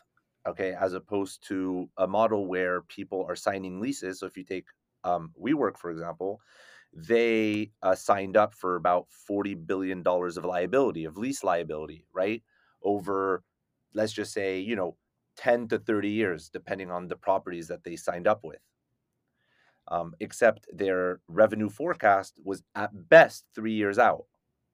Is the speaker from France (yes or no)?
yes; Paris, Île-de-France, France; born there; I was the first person in my family born in Paris.